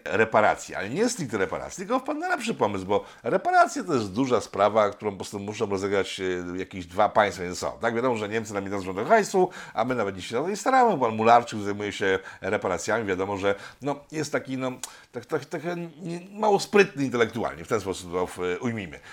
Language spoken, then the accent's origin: Polish; Poland